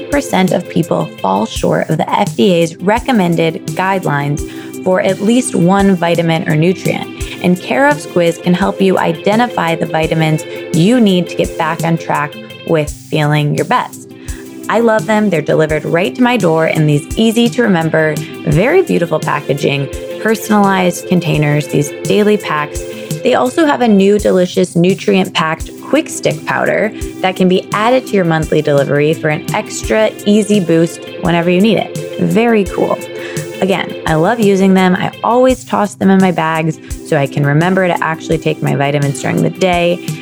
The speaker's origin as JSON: {"language": "English", "region": "Midwest", "country": "United States", "tie": "born or raised there", "lives_now": "New York, United States", "said": "especially growing up in the Midwest with like Us Weekly around everywhere"}